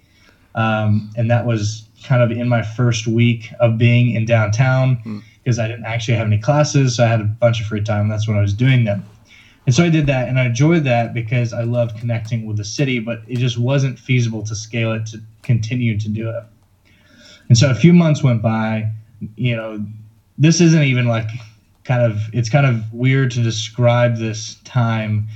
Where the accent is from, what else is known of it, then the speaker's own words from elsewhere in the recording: Lilburn, Georgia, United States; my hometown in Lilburn